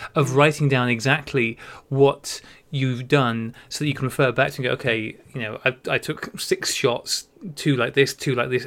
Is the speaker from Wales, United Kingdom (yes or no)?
yes; Wales, United Kingdom; I grew up in Wales